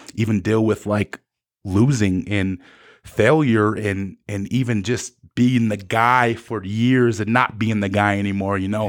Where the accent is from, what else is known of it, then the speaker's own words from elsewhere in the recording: South Dakota, United States; I was from South Dakota, and they didn't think people from South Dakota could play football